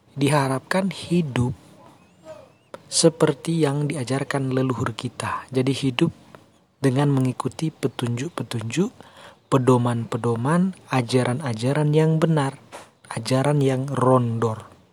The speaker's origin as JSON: {"language": "Indonesian", "town": "Tondei", "region": "North Sulawesi", "country": "Indonesia", "said": "desa kita yaitu desa Tondei"}